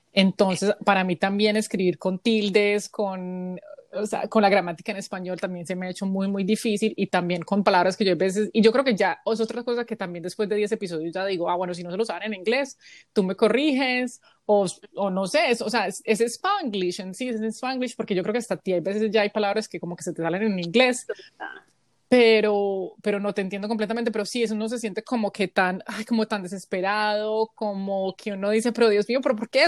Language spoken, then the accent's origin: Spanish; Colombia; now in United States; somos colombianas en el extranjero